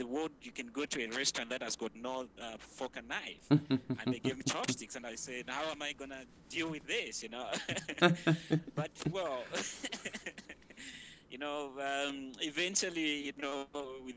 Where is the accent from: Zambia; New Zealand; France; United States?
Zambia; Copperbelt Province; moved away as an adult; I was brought up on the Copper Belt that is just, you know, right at the border with Congo.